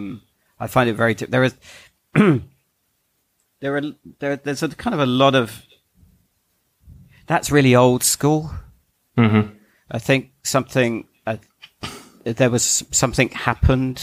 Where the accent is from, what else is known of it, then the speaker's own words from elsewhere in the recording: England, United Kingdom; I'm an Englishman.